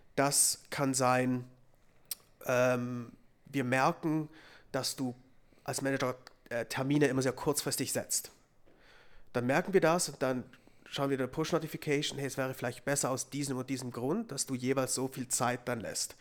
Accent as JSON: {"language": "German", "region": "Zurich", "country": "Switzerland", "moved": "yes", "said": "Ich war jetzt auch schon dreimal zurück in Zürich"}